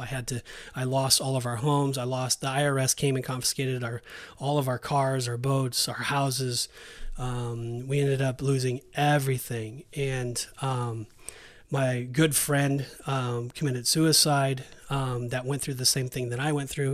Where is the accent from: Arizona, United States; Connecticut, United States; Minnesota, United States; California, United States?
California, United States; Southern; moved away as an adult; also born or lived in Saint George, Utah; now in Kissimmee, United States; we're born and raised in Southern California